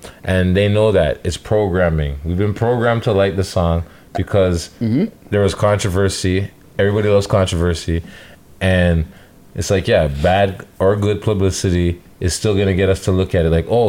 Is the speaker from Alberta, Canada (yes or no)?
no; Toronto, Ontario, Canada; because I'm from Toronto